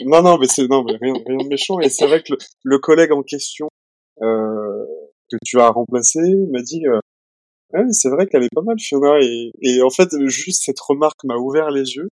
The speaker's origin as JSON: {"language": "French", "town": "Nantes", "region": "Pays de la Loire", "country": "France", "also_born_or_lived": "Edinburgh / Angers / Toulouse / Bordeaux", "moved": "as an adult", "lives_now": "Paris, France", "said": "je suis originaire de Nantes"}